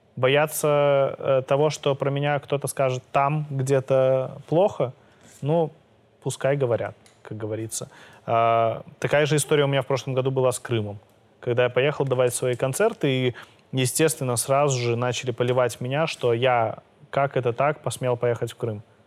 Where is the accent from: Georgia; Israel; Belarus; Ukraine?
Belarus; я из Беларуси